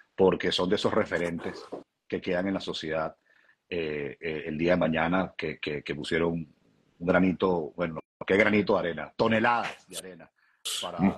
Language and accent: Spanish; Venezuela; now in Washington, United States; como venezolano